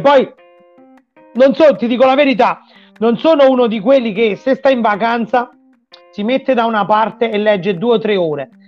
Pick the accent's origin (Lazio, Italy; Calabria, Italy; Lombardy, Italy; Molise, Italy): Molise, Italy; Frosolone; now in Rome, Italy; il mio paese natale che si chiama Frosolone in provincia di Sernia